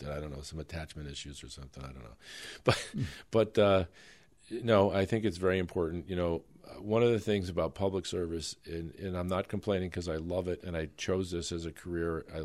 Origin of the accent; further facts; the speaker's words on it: New York City, New York, United States; born there; Ironically, none of this would impact me because I was born in New York City, and I'm not a legislator or a resident of New York